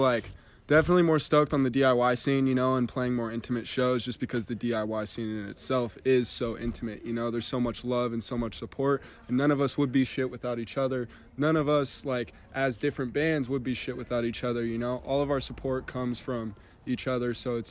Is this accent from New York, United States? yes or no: no; Reno, Nevada, United States; I'm 20. I play guitar for … as well. I grew up in Reno.